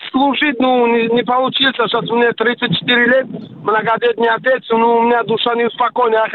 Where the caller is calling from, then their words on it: Samara, Samara Oblast, Russia; из Самара. Я гражданин э, Российской Федерации, так э, я таджик там по национальности.